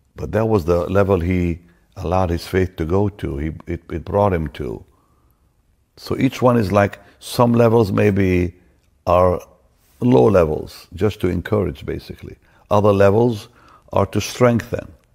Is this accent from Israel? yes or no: yes; Israel; moved away; also born or lived in Toronto, Canada; I'm from Israel